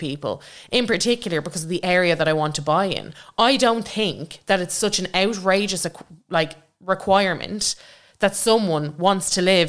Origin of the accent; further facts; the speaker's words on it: Longford, Leinster, Ireland; I'd like to also buy a house in Longford, like, where I grew up.